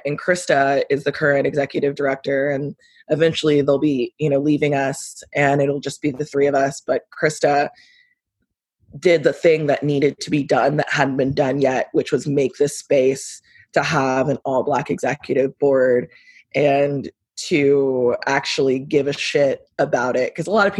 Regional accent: Houston, Texas, United States; now in Denton, United States

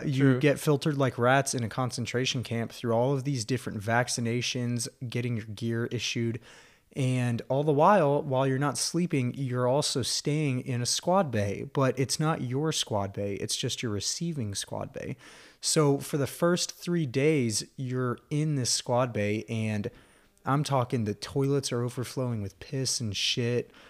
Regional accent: Texas, United States; Texas, sir

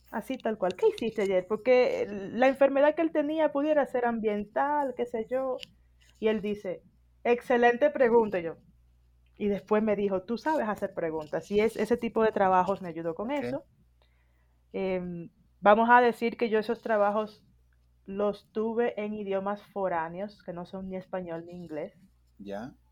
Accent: Dominican Republic; now in Mexico City, Mexico; yo soy dominicana

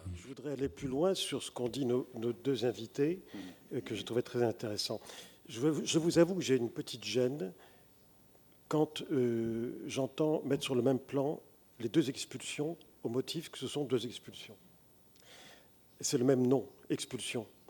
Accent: France; Je suis français, mais mon identité est multiple

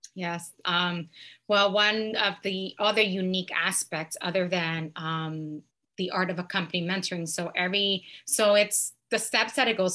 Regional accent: New York City, New York, United States; moved away; I was born and raised in New York City

